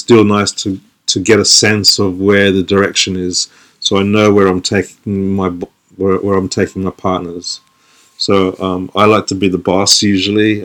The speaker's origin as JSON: {"language": "English", "town": "Sydney", "region": "New South Wales", "country": "Australia", "moved": "yes", "lives_now": "London, United Kingdom", "said": "I'm from Australia. I'm from Sydney, Australia, but now I live in London."}